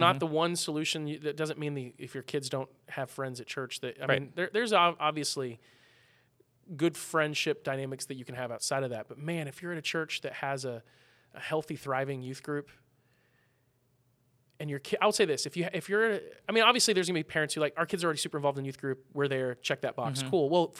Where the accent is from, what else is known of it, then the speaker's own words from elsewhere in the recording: Midwest, United States; I'm from the Midwest